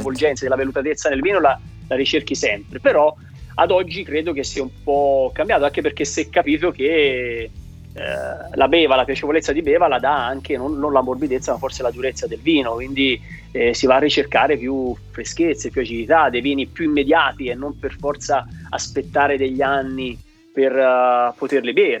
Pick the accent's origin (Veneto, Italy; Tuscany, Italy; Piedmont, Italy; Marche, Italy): Tuscany, Italy; da toscano lavoro prettamente la zona del Chianti Classico